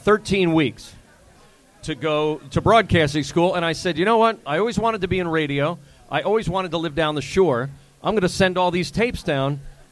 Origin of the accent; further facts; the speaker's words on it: Gillette, New Jersey, United States; moved away as an adult; also born or lived in Bayville, New Jersey; now in Ocean City, United States; Originally from Morris County. It's a town called Gillette.